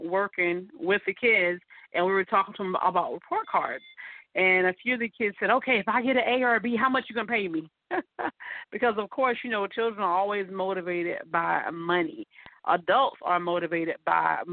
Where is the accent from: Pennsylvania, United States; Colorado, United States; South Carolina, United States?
South Carolina, United States; Mullins; moved away; in a small town where I'm from called Mullins, South Carolina